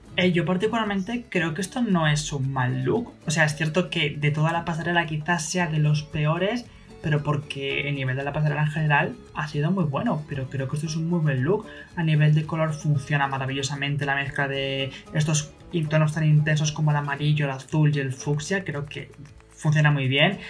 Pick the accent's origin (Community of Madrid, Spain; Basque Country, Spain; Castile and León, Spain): Community of Madrid, Spain; Madrid; yo soy de Madrid